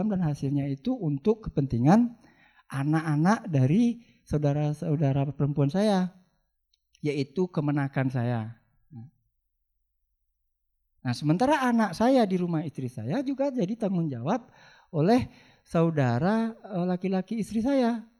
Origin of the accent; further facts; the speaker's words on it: West Sumatra, Indonesia; Sebenarnya saya milih hukum Islam sih. Eh tapi gimana lagi, saya juga dilahirkan sebagai orang Minang gitu.